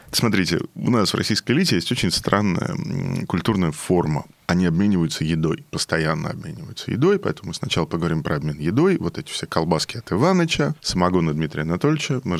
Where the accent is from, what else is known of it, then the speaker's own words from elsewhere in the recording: Odesa, Odesa Oblast, Ukraine; Привет, мы из Одессы, здравствуйте.